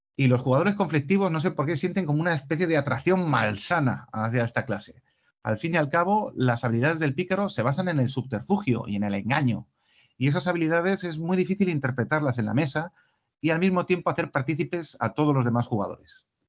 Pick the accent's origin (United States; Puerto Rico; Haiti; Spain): Spain; en nuestro caso como españoles